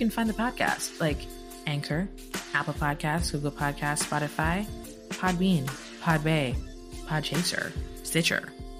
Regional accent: Jamaica; I'm very Jamaican of me. I can't help it.

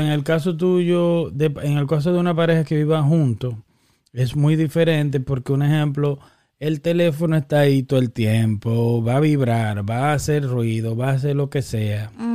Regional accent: Dominican Republic; somos dominicanos

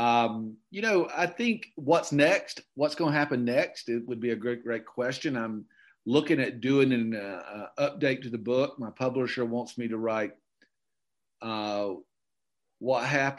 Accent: Okefenokee Swamp, Georgia, United States; moved away; I grew up in the Okefenokee Swamp, and I grew up in redneck heaven

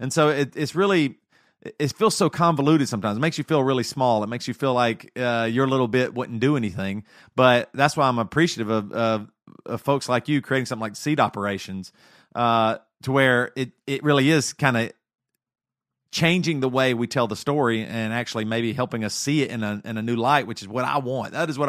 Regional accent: the South, United States; growing up in the South and growing up very Christian, conservative and stuff

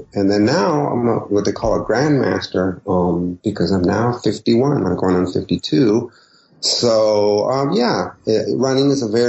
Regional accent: San Diego, California, United States; first language Spanish; English is a second language; moved away as an adult; also born or lived in Tijuana border region, Mexico / Santa Fe / San Francisco / Brooklyn, New York City; now in New Orleans, United States; I was born in San Diego, California. I grew up there, and I had a borderland kind of upraising. I lived on both sides of the border at various times because I had family on both sides. But I went to schools in the United States

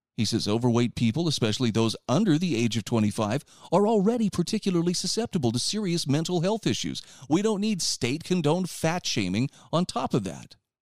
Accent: Utah, United States; my home state of Utah

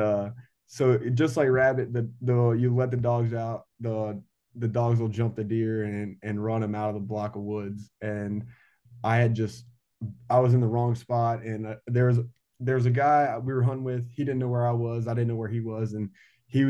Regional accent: Farmville, Virginia, United States; moved away as an adult; I'm from a small town in Virginia called Farmville. Virginia

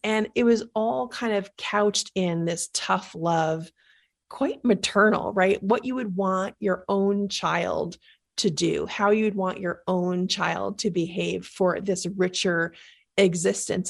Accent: New York, United States; I'm from New York, and I grew up in the Bronx

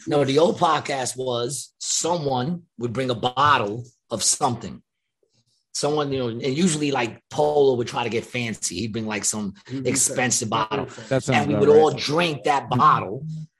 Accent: New York City, New York, United States; when we were growing up in Ravenswood?

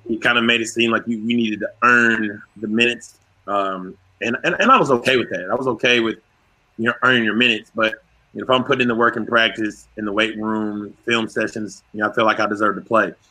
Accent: Fayetteville, Arkansas, United States; I'm being from Fayetteville, Arkansas

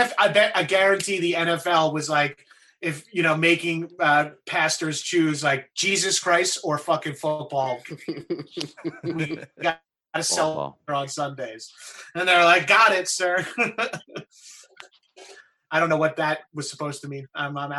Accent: Long Island, New York, United States; I'm from Long Island. I'm from the East Coast

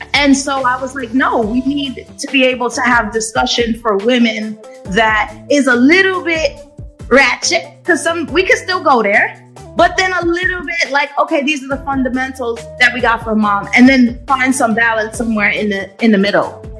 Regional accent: New York City, New York, United States; I am a New Yorker. I've been a New Yorker all my life

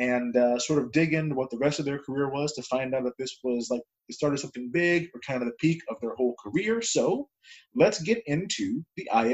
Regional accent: California, United States; moved away; I'm from California originally

